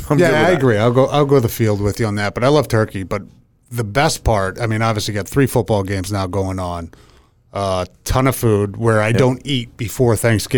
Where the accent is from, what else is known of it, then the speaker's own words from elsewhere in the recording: Iowa, United States; I was born in Iowa